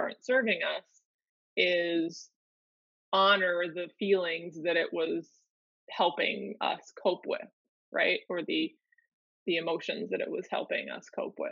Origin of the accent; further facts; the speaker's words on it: Minnesota, United States; I grew up in in Minnesota